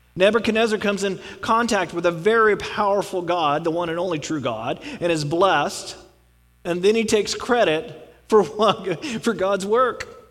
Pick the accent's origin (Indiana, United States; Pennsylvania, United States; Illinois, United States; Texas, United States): Texas, United States; I'm from Texas